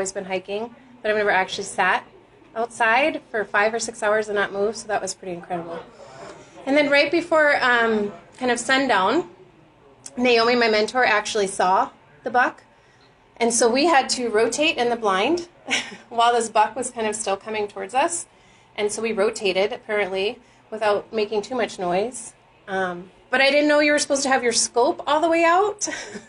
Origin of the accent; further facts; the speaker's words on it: Florida, United States; moved away; I grew up in Florida. We didn't hunt